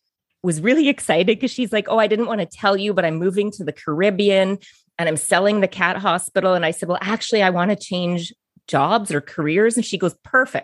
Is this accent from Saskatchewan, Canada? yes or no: yes; Biggar, Saskatchewan, Canada; I'm from Bigger, Saskatchewan.